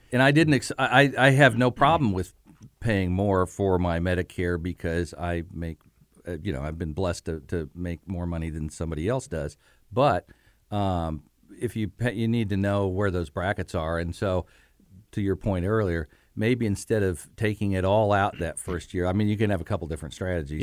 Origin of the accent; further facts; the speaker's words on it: Bloomington, Indiana, United States; I'm from Bloomington.